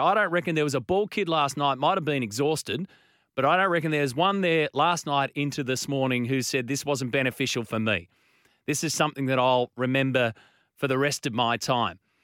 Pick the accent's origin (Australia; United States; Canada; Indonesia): Australia; as an Australian